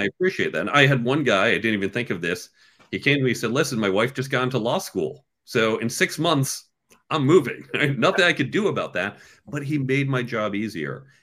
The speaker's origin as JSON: {"language": "English", "region": "suburbs of New York", "country": "United States", "tie": "born or raised there", "also_born_or_lived": "Chicago / Cambridge", "said": "I was born in New York and I grew up in the suburbs of New York"}